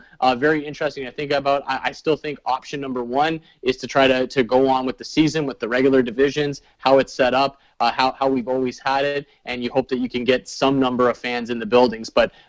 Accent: Canada; As a Canadian and a Canadian hockey fan, it's pretty intriguing to me to think of all of those teams in the same division.

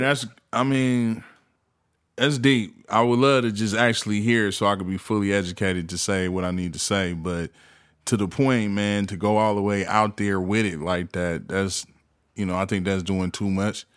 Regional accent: the Bay Area, California, United States; I'm from the Bay

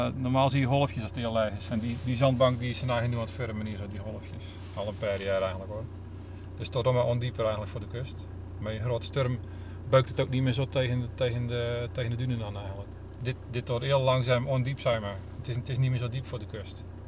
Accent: Domburg, Zeeland, Netherlands; now in Middelburg, Netherlands; In Domburg.

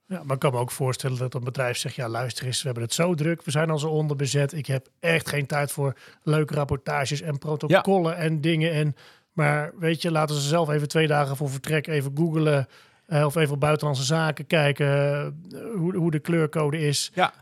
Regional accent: Netherlands; als Nederlander

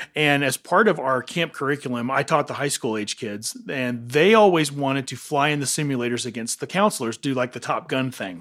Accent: Johnson City, Tennessee, United States; moved away; I was born and raised in Johnson City, Tennessee

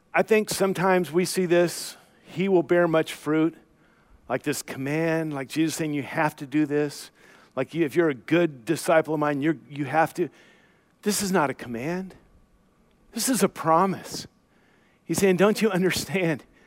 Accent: United States; I grew up in the Portland, Vancouver area

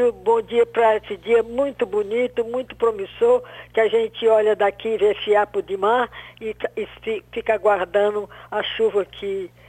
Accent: Brazil; eu sou brasileira até debaixo d'água

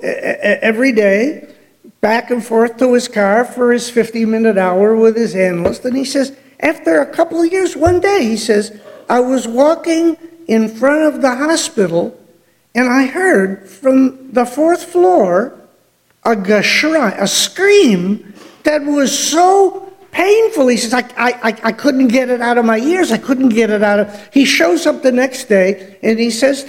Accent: Detroit, Michigan, United States; growing up in Detroit

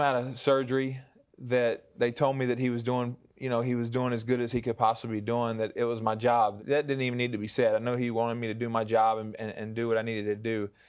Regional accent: Deer Park, Texas, United States; accent: Southern; also born or lived in Baton Rouge, Louisiana; when I was in fourth grade, moved us to, uh, to Deer Park, Texas.

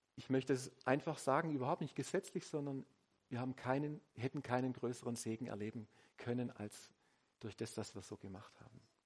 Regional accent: Swabia, Germany; ich bin Schwabe

